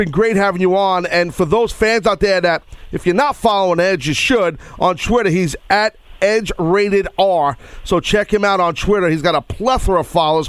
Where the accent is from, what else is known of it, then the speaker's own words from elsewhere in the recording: New York City, New York, United States; also born or lived in Long Island, New York; my hometown of Madison Square Garden